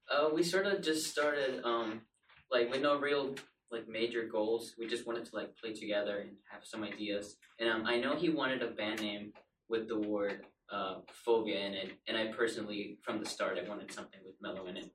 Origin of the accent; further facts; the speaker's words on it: Costa Rica; now in Pittsburgh, United States; I'm actually not from here. Um, I'm from Costa Rica, but I moved here over like a little over five years ago.